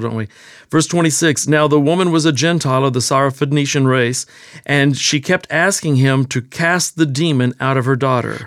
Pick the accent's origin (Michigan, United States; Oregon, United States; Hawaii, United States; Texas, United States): Texas, United States; accent: Texas; I was born and raised in Texas